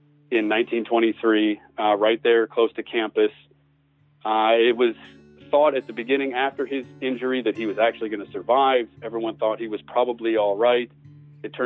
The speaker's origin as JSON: {"language": "English", "town": "Des Moines", "region": "Iowa", "country": "United States", "moved": "yes", "lives_now": "Brenham, United States", "said": "I'm from Des Moines, Iowa, originally. I live in Brenham, Texas now."}